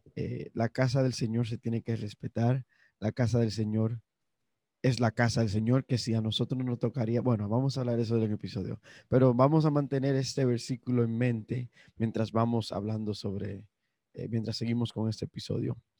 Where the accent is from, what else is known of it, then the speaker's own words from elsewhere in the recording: Dominican Republic; somos los dominicanos